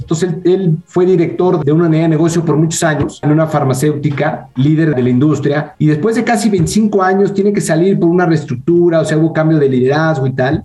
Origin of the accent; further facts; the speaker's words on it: Mexico City, Mexico; nací en la Ciudad de México.